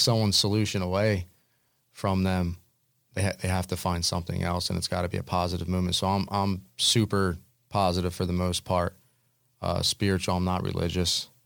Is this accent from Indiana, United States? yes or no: no; New Jersey, United States; I grew up in the Pine Barrens